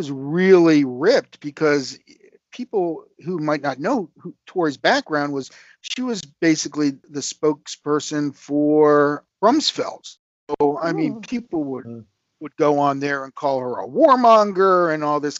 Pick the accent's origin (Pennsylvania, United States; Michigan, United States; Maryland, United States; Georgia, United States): Maryland, United States; Rockville; I'm from Rockville and from this era, I grew up reading Tony